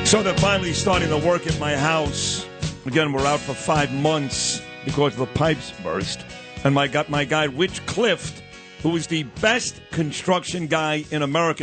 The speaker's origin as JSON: {"language": "English", "town": "New York City", "region": "New York", "country": "United States", "said": "I say garage. I'm from Brooklyn."}